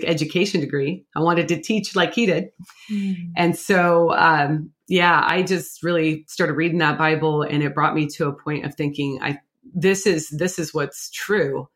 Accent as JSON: {"language": "English", "region": "Pacific Northwest", "country": "United States", "said": "I'm from the Pacific Northwest"}